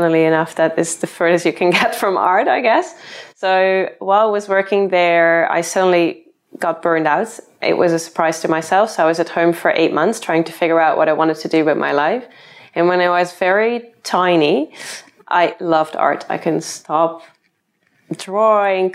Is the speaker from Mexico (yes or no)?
no; Netherlands; moved away as an adult; now in London, United Kingdom; I'm originally from the Netherlands. Then I moved to London to follow my boyfriend here.